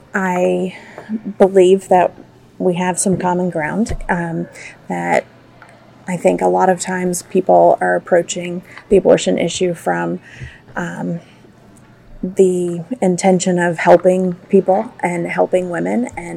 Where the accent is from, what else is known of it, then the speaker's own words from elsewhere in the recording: Atlanta, Georgia, United States; And yeah. I'm from Atlanta, Georgia.